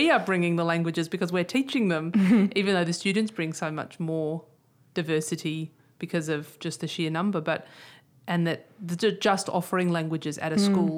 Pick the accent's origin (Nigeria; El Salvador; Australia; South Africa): Australia; because we're all Australian, but we're... How did we get to be Australian?